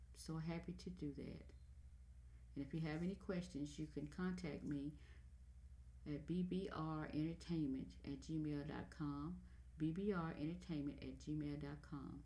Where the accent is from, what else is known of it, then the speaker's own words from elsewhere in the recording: United States; I'm an American.